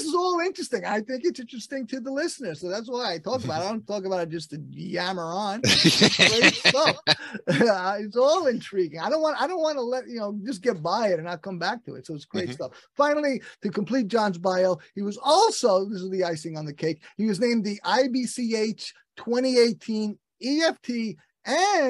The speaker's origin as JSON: {"language": "English", "town": "New York City", "region": "New York", "country": "United States", "said": "another Brooklyn Paisan"}